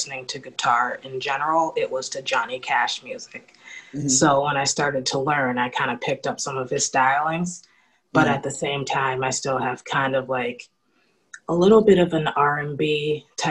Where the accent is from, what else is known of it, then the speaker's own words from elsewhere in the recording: Worcester, Massachusetts, United States; moved away as an adult; now in Providence, United States; I grew up in Worcester, Massachusetts.